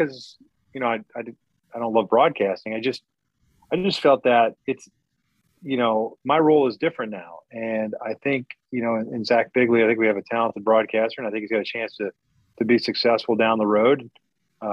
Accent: Kansas City, Missouri, United States; moved away; I grew up in Kansas City

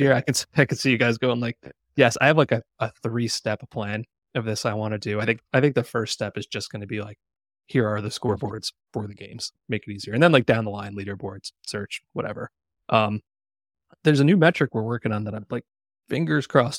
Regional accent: New Jersey, United States; my first concert growing up in New Jersey

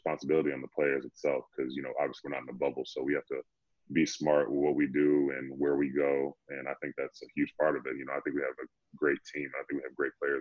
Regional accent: Tinley Park, Illinois, United States; moved away as an adult; also born or lived in Baltimore; I'm from Tinley Park, born and raised

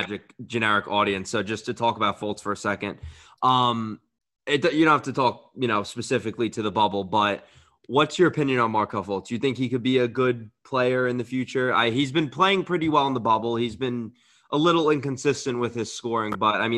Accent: Orlando, Florida, United States; my hometown, Orlando

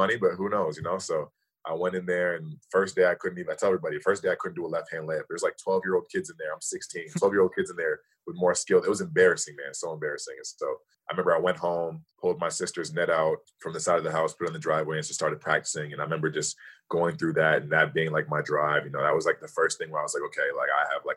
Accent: Toronto, Ontario, Canada; I'm from Toronto

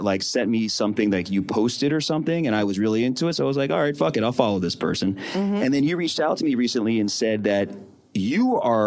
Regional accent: Philadelphia, Pennsylvania, United States; I'm from Philly

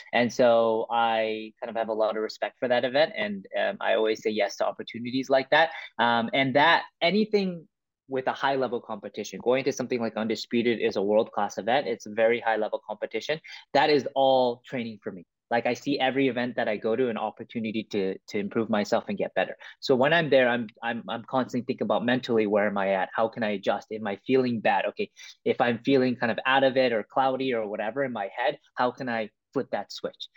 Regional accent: Vancouver, British Columbia, Canada; also born or lived in Toronto; I was born in Toronto, but I was raised in Vancouver

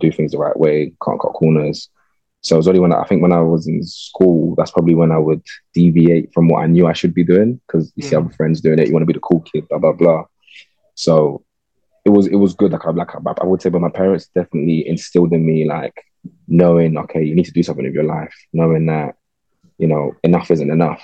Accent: London, United Kingdom; Growing up in London is a big privilege, I think, because you kind of get exposed to life in a way a lot of people don't.

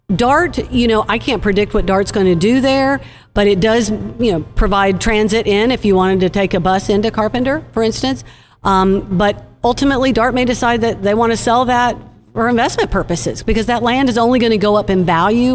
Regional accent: Austin, Texas, United States; now in Dallas, United States; I'm from Austin

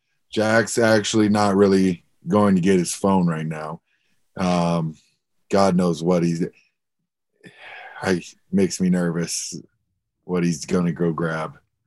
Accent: Vancouver, British Columbia, Canada; moved away; every time I end up going back home to Vancouver

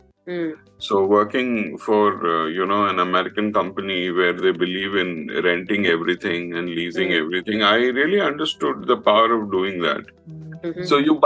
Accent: Mumbai, Maharashtra, India; moved away as an adult; also born or lived in Kerala; I'm born and brought up in Mumbai

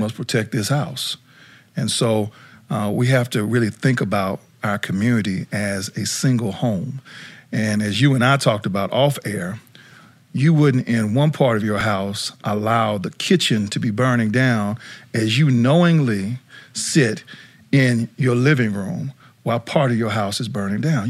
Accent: South Dakota, United States; now in Atlanta, United States; I grew up in South Dakota

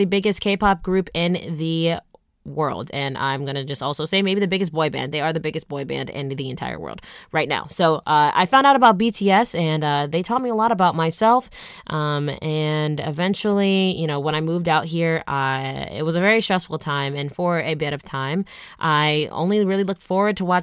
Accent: Atlanta, Georgia, United States; moved away as an adult; also born or lived in Michigan; now in Los Angeles, United States; I'm from Atlanta, Georgia

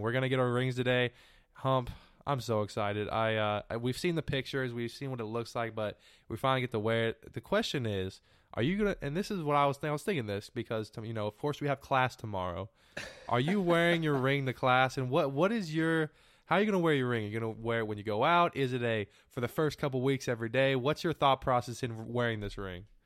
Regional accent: California, United States; now in Texas, United States; I'm from California

